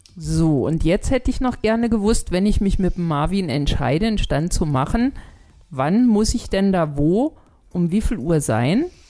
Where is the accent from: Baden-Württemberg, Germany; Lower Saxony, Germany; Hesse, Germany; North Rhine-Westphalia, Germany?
Hesse, Germany; Schwalm-Eder-Kreis; ich komme ja aus dem Schwalm-Eder-Kreis, bei uns heißt das Flohmarkt.